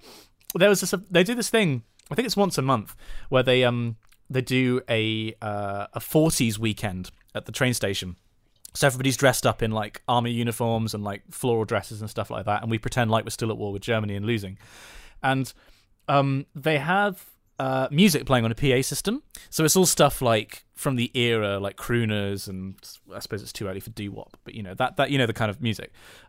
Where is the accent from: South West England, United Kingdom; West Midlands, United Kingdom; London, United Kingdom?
West Midlands, United Kingdom; Bridgnorth; also born or lived in Western Australia; I'm from Bridge North too, via Western Australia.